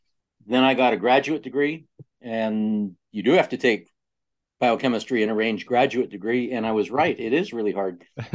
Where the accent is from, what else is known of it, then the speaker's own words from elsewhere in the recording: Northern California, United States; I grew up in a small place in Northern California.